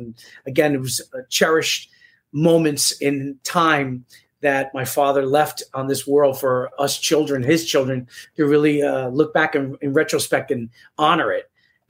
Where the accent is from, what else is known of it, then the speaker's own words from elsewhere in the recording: New York City, New York, United States; also born or lived in Rockland County; I do not know Spanish myself. I didn't know growing up simply because I was born and raised in New York City. So I had to learn Spanish and I had to go to school for it and kind of learn the street slang of Spanish.